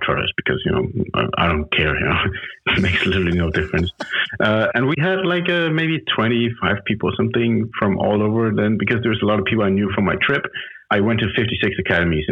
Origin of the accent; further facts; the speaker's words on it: Copenhagen, Capital Region of Denmark, Denmark; English is a second language; moved away as an adult; now in Saint Barthélemy; I'm originally from Copenhagen, Denmark